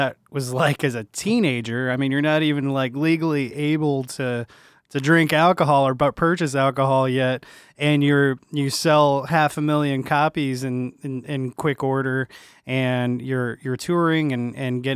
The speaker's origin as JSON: {"language": "English", "country": "Canada", "said": "being a French-Canadian myself"}